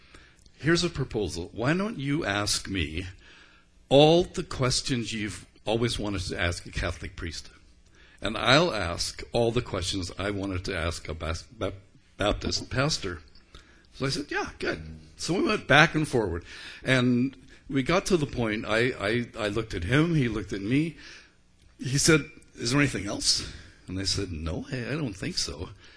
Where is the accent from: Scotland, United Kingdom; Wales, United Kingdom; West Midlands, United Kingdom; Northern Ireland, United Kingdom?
Northern Ireland, United Kingdom; Belfast; And he was from Glasgow, and I was from Belfast.